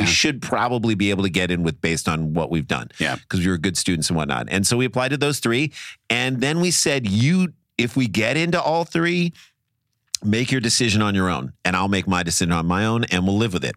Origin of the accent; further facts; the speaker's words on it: St. Louis, Missouri, United States; moved away; We grew up in St. Louis.